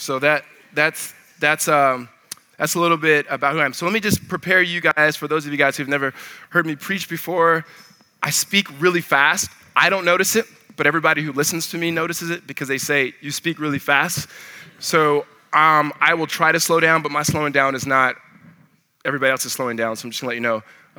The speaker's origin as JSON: {"language": "English", "town": "Pomona", "region": "California", "country": "United States", "tie": "born or raised there", "also_born_or_lived": "South Central, Los Angeles, California", "moved": "as an adult", "lives_now": "Arizona, United States", "said": "I'm originally from California, so I was in South Central, and then we moved to the Pomona area, and I grew up there, and then moved to Arizona to go to college, went to ASU"}